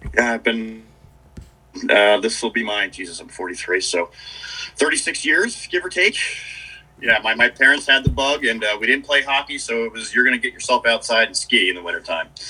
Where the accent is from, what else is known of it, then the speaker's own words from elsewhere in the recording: Dutchess County, New York, United States; also born or lived in Boston; I'm from uh, Dutchess County, New York